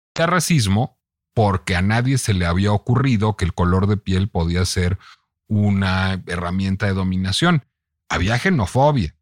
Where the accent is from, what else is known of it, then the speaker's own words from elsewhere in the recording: Mexico; tengo esa raíz venezolana, vivo en México, soy mexicano